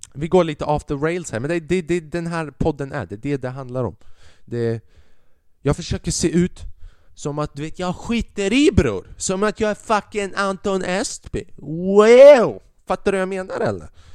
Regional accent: Sweden; Sverige. Landet jag är ifrån.

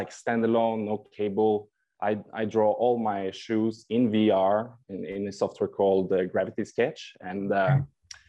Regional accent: Norway; now in Italy; I'm a designer from Norway, and I'm currently living in Italy.

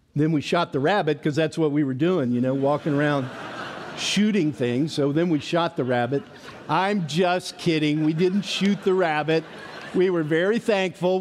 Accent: East Tennessee, United States; Growing up in East Tennessee, we had a farm

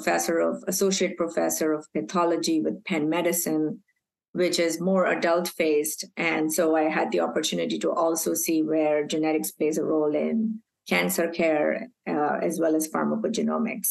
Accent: Mumbai, Maharashtra, India; moved away as an adult; also born or lived in Aberdeen, Scotland / Texas; I was born and raised in Mumbai

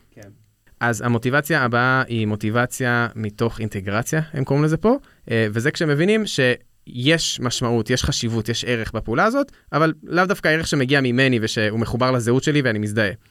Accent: Israel

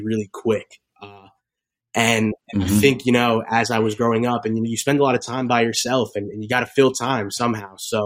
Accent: Bergen County, New Jersey, United States; Grew up in Jersey. I'm from Bergen County, which is actually like 20 minutes from where the Giants play.

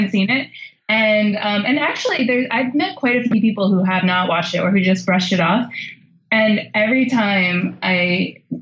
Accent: New York City, New York, United States; I'm a New Yorker.

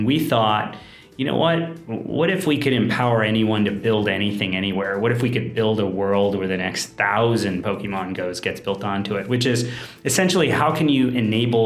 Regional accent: United States; moved away; also born or lived in New York; I grew up in the United States

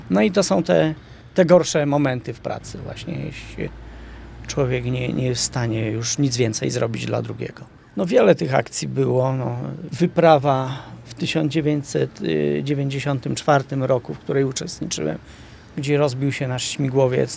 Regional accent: Zakopane, Lesser Poland, Poland; jestem zakopiańczykiem z urodzenia

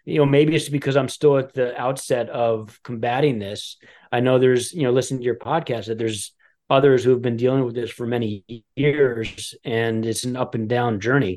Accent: Westchester, New York, United States; also born or lived in Los Angeles / Aspen, Colorado / Boulder, Colorado; now in Greenwich, United States; I grew up in the Westchester area

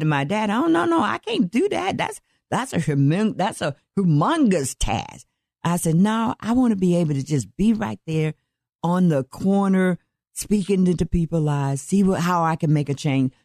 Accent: Atlanta, Georgia, United States; now in Dallas County, United States; I'm originally from Atlanta, Georgia, yes. and I was born and raised there

